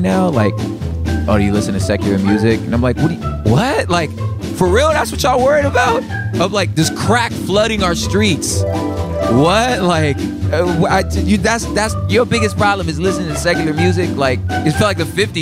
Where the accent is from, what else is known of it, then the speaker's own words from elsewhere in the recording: Los Angeles, California, United States; I'm from South Central Los Angeles. I grew up in and around the LA basin, all over the place, different San Gabriel Valley